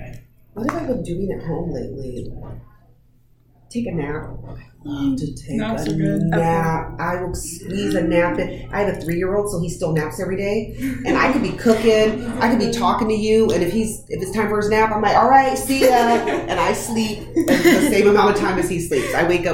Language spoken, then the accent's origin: English; Texas, United States; Well, so growing up, I grew up in Texas on mm-hmm. Army base